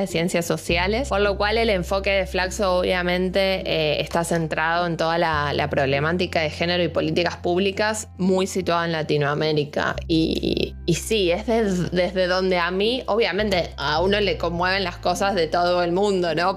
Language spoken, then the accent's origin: Spanish; Buenos Aires, Argentina; moved away as an adult; now in Bariloche, Argentina; soy de Buenos Aires, de la capital, de la ciudad, del lío, del ruido.